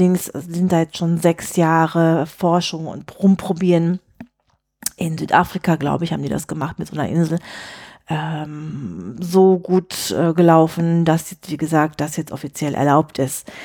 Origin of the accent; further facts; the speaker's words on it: England, United Kingdom; German is a second language; Ich würde sagen, als Engländer, I'm amused.